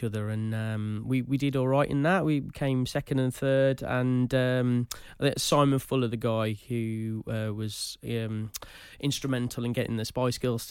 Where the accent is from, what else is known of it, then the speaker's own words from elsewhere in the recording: Wolverhampton, West Midlands, United Kingdom; I'm born and bred in Wolverhampton.